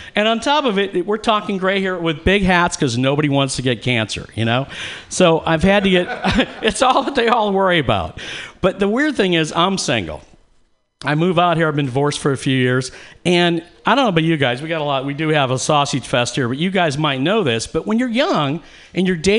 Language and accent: English; Atlanta, Georgia, United States; now in California, United States; I came from Atlanta, Georgia.